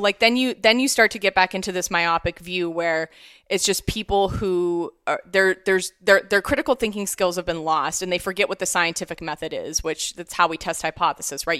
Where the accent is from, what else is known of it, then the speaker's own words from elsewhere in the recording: Canfield, Ohio, United States; I grew up in Youngstown, Ohio, near Youngstown, Ohio, Canfield